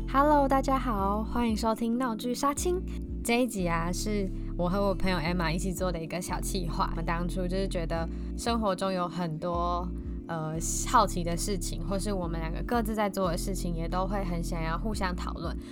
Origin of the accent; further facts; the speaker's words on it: Hsinchu, Taiwan; 我们是两个来自新竹的风之女子